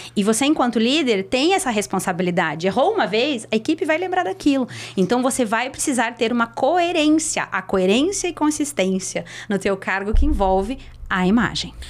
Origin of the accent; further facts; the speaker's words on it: Curitiba, Paraná, Brazil; eu sou de Curitiba